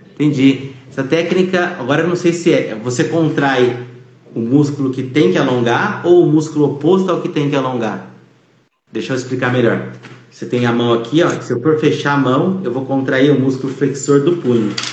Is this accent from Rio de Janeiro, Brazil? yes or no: no; Campinas, São Paulo, Brazil; eu sou de Campinas, mas aqui do lado fica Valinhos